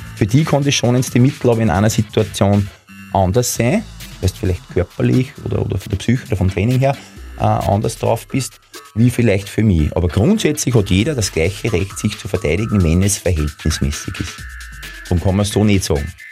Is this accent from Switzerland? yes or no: no; Linz, Upper Austria, Austria; ich bin ein Linzer